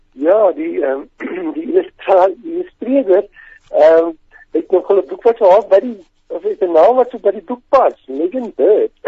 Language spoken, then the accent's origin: Afrikaans; Welkom, Free State, South Africa; now in Bloemfontein, South Africa; ek kom van Welkom af die laerskool